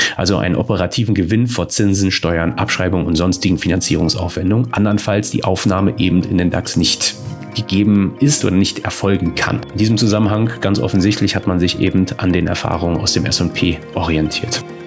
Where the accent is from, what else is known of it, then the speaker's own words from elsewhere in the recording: Germany; wir als Deutsche